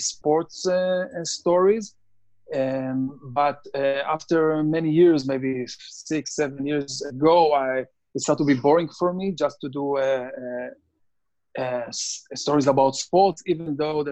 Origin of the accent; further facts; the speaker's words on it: Israel; moved away as an adult; also born or lived in Tel Aviv; now in United States; I'm born and raised in Israel.